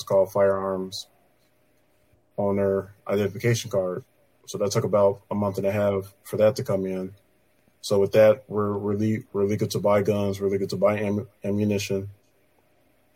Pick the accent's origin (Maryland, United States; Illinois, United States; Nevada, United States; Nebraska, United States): Illinois, United States; Chicago; I was born and raised in Chicago.